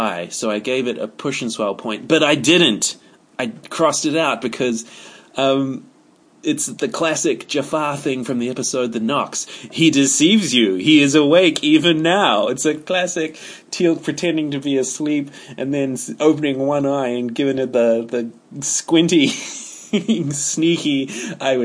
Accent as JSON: {"language": "English", "country": "New Zealand", "said": "I refer to myself as a kiwi. I don't say I am a New Zealander. I say I'm a kiwi."}